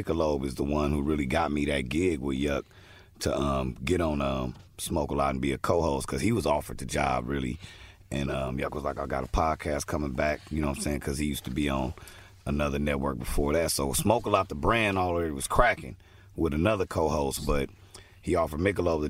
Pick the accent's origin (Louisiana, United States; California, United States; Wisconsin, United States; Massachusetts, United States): California, United States; Los Angeles; I'm from South Central California whole life.